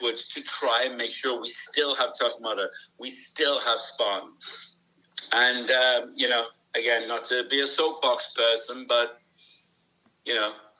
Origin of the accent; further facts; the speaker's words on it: United Kingdom; moved away; I'm fucking British